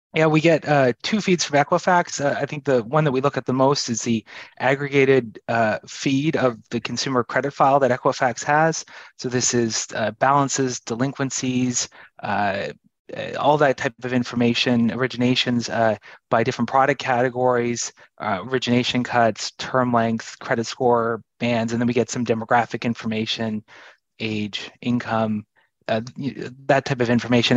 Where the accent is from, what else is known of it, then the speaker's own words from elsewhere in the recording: Canada; moved away; I'm from Canada.